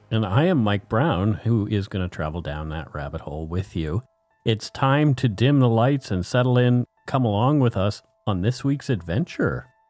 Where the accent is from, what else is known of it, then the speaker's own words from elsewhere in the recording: Nova Scotia, Canada; I'm from Nova Scotia